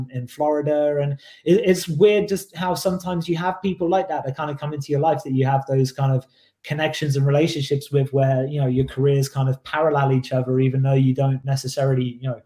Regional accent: Oxford, South East England, United Kingdom; my hometown of Oxford

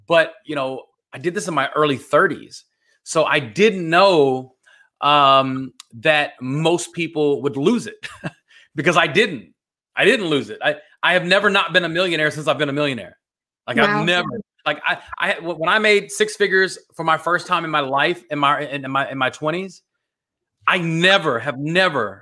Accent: Dallas-Fort Worth area, Texas, United States; I'm from the Dallas-Fort Worth area

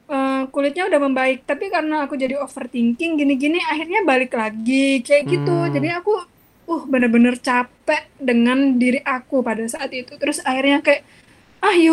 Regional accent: Java, Indonesia; accent: Javanese (medok); apalagi aku aksennya medok banget kan gitu kayak uang Jawa banget

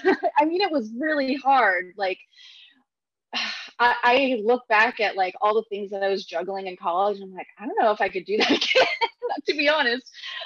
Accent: Philippines; I think in the Filipino culture, I'm Filipino, by the way, there's a lot of karaoke

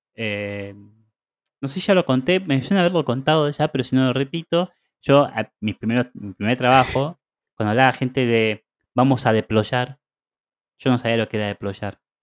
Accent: Argentina; now in Barcelona, Spain; yo como vengo de Argentina

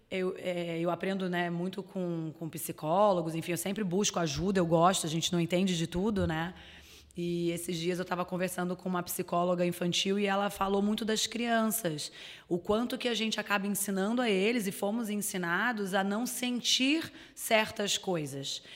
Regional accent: Rio de Janeiro, Brazil; moved away as an adult; now in Florianópolis, Brazil; eu sou carioca. É, eu moro em Santa Catarina, em Florianópolis, há 10 anos

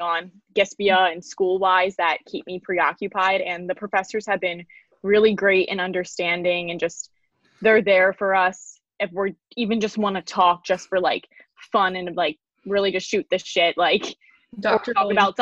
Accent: New Jersey, United States; my family was like born and raised in Jersey

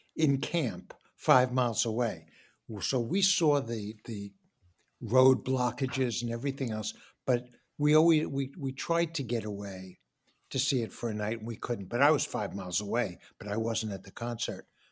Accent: New York City, New York, United States; moved away; growing up in Forest Hills, I wouldn't change it for the world

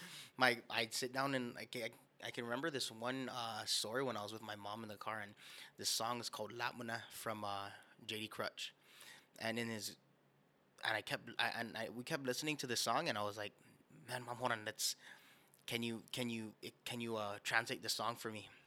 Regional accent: Guam; Born and raised on the island of Guam

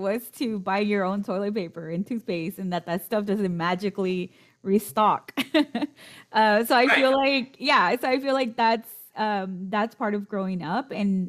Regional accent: Mexico; also born or lived in United States; growing up in Mexico, they always emphasize for me, since I was born in the US, they always emphasize, my parents did, to speak fluently in Spanish and to not lose that.

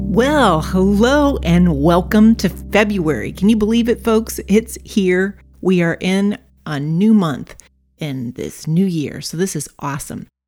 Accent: Brazil; I was raised in Brazil

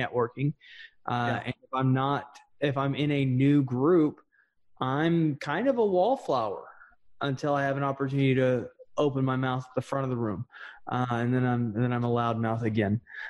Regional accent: Texas, United States; accent: Texas drawl; I naturally have a very thick, Texas drawl. I've learned how to reduce that so I don't sound like an idiot.

